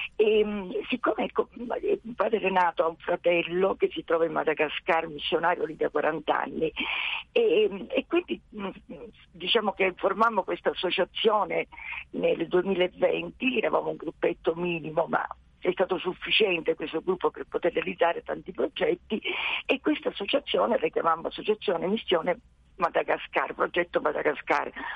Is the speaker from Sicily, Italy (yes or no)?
yes; Sicily, Italy; io sono siciliana